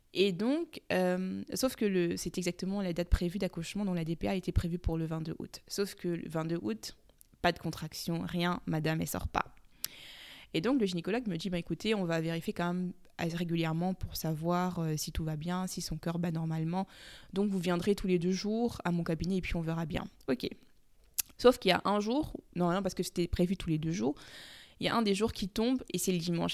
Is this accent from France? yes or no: no; Cameroon; comme on dit chez nous au Cameroun